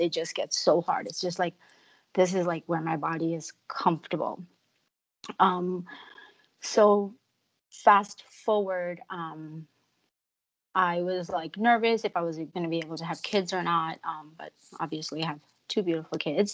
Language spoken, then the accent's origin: English; New York, United States; born or raised there; moved away as an adult; also born or lived in Chandigarh, India / Ludhiana, India / Florida, United States; now in Vancouver, Canada